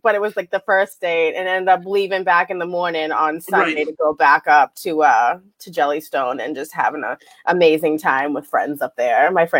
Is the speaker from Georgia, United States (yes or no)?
no; Weymouth, Massachusetts, United States; I'm from South Weymouth.